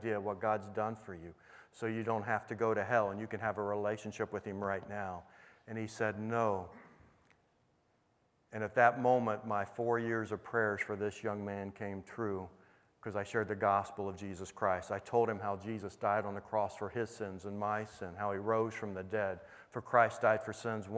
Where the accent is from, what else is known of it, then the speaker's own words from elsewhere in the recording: Indiana, United States; I grew up in Indiana